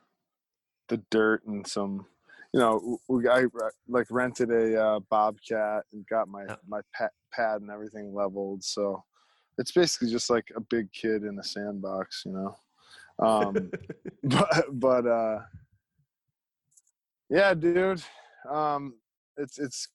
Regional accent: Manchester, Connecticut, United States; it's right next to the town I grew up in, Manchester, Connecticut

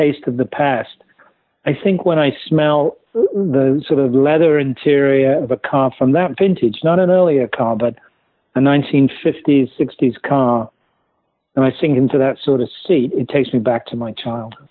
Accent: West Midlands, United Kingdom; moved away as an adult; now in New York City, United States; I grew up in England, in the West Midlands of England

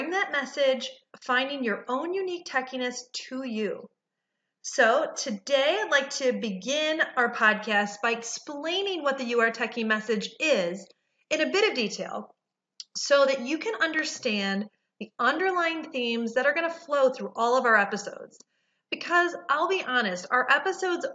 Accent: Detroit, Michigan, United States; also born or lived in Research Triangle Park, North Carolina; now in Raleigh-Durham, United States; I'm originally from Detroit

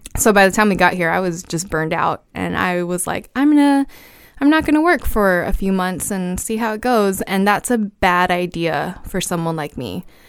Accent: Brownsville, Texas, United States; moved away as an adult; also born or lived in Austin, Texas / Tucson, Arizona; I'm from Brownsville, Texas

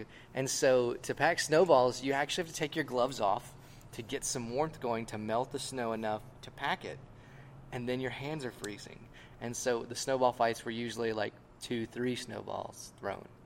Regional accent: Lake Charles, Louisiana, United States; also born or lived in Houston, Texas / Montana / Ruston, Louisiana; I grew up in Lake Charles. We moved here in 93 when I was one.

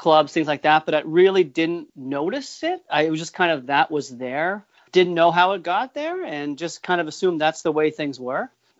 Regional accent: Nashua, New Hampshire, United States; also born or lived in Massachusetts; Originally, we were born in Massachusetts. My parents moved up here in the 80s. So Nashua is my hometown, Nashua, New Hampshire. And I live in, you know, southern New Hampshire still.

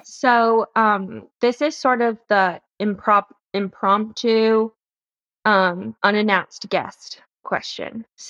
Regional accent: the South, United States; and I'm from the South. So like, if you don't write a thank you note, you might as well have just like set a fire in someone's lawn.

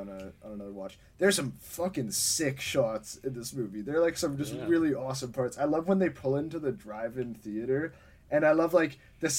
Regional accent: Winnipeg, Manitoba, Canada; we're from Winnipeg

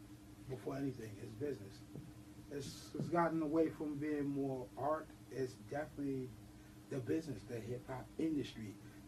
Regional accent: New York City, New York, United States; From the South Bronx. Forest Projects. Well, I'm actually from McKellen, but by way of Forest Projects. That's where I'm from, South Bronx.

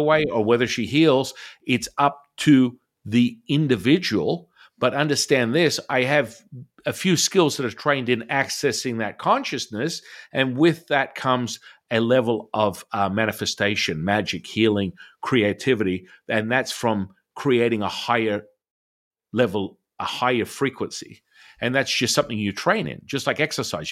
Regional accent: Australia; moved away; I'm originally from Australia

